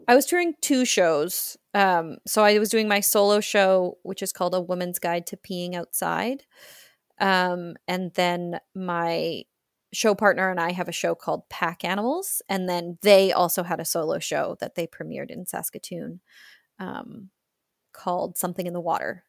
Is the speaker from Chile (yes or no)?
no; Australia; accent: Australian; my Australian accent